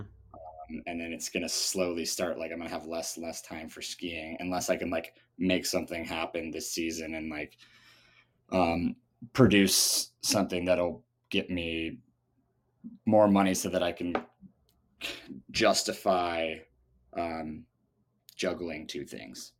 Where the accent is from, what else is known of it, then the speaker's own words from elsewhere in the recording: Seattle, Washington, United States; also born or lived in Germany; I'm originally from, uh, Seattle, Well, I was born in Germany, but only for the first two years of my life, uh, to American parents